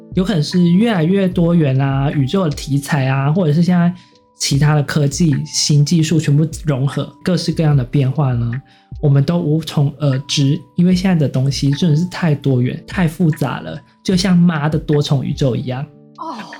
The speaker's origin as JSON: {"language": "Chinese", "country": "Taiwan", "said": "不过我觉得我们台湾人这么成功"}